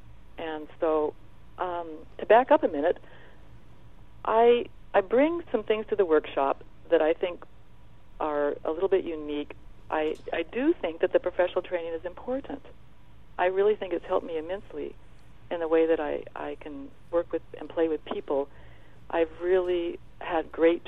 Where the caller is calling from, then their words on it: Oregon, United States; I'm on the Oregon coast, up towards Astoria, sitting in a lovely little